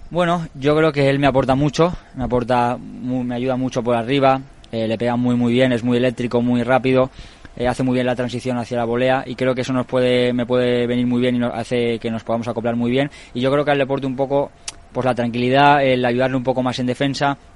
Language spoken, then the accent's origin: Spanish; Valencia, Valencian Community, Spain; Valencia en casa, eh, donde yo nací, donde yo vivo